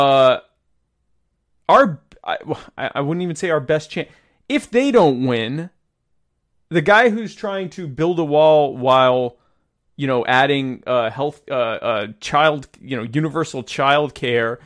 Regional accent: the South, United States; I was raised in the South and sound like this.

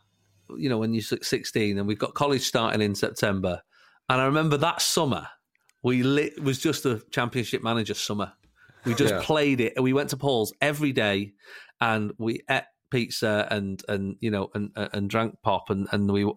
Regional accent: Salford, North West England, United Kingdom; I was born in Salford, which is a real Manchester United area as well

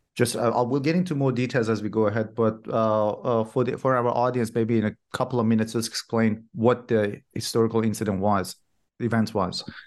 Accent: Iran; first language Persian; English is a second language; moved away; I'm originally from Iran myself, and in our language, in Farsi

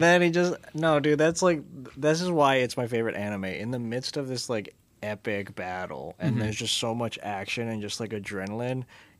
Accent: United States; as an American kid

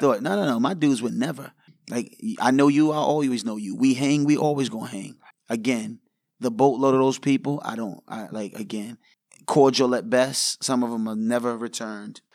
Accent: New York City, New York, United States; I grew up in New York

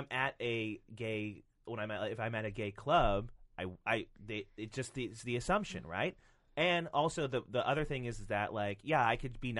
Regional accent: Michigan, United States; We're from Michigan.

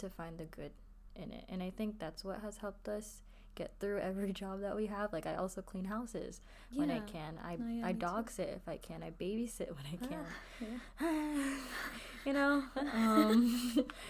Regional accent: United States; we're American, like, you know. We were born here

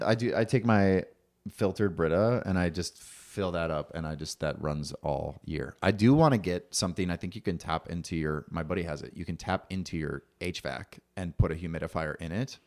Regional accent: Bloomington, Minnesota, United States; now in Minneapolis, United States; I grew up in Bloomington

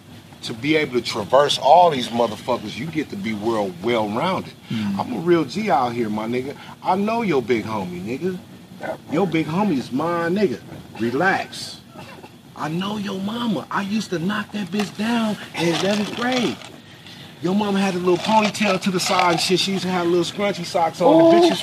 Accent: Inglewood, California, United States; born or raised there; also born or lived in Arkansas / South Central Los Angeles

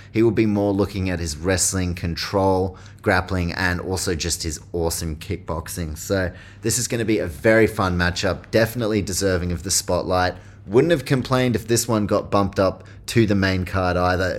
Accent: New Zealand; I am from New Zealand

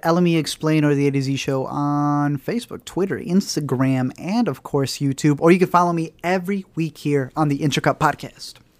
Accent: United States; we're very American

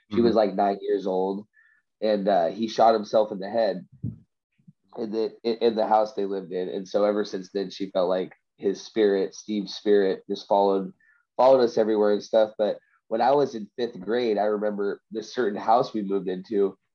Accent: Vancouver, British Columbia, Canada; So I'm from Vancouver.

